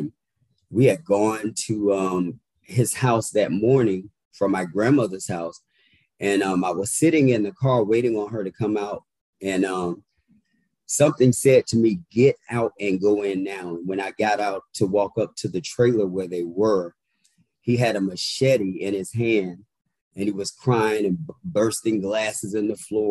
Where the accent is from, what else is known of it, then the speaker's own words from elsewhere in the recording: Indiantown, Florida, United States; also born or lived in Pahokee, Florida; now in Washington, D.C., United States; So I was born in that area, but I'm actually from Martin County, which is called Indian Town. Very little, small, rural town where everyone knows everyone. And matter of fact, we only had one red light growing up.